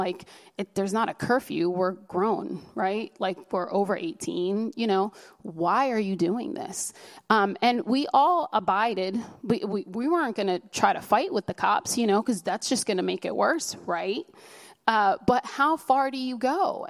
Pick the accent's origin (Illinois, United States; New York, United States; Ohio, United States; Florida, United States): New York, United States; New York City; You know, I mean, we're from New York City. I've been to Fifth Avenue. We go to the fancy places and people look at us like, oh, can you honestly afford to be here?